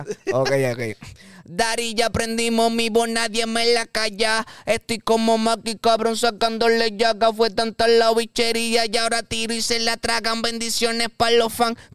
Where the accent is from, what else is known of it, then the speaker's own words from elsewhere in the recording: Ponce, Puerto Rico; yo me crié en Residencia de Los Rosales, súper orgulloso